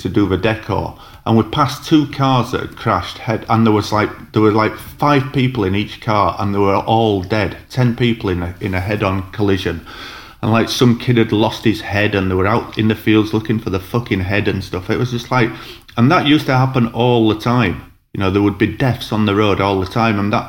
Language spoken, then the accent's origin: English; Huddersfield, Yorkshire and the Humber, United Kingdom; moved away; I'm from Huddersfield, so... Like we went to local pubs and clubs in Huddersfield